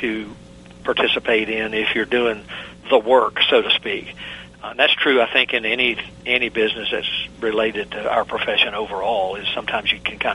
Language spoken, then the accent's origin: English; the South, United States; accent: southern; I have not lost my southern accent